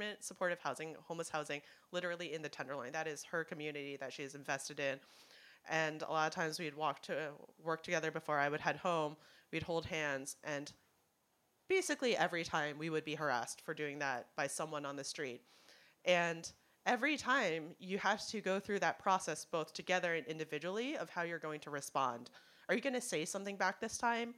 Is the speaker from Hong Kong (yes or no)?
yes; Hong Kong; now in United States; I'm from Hong Kong.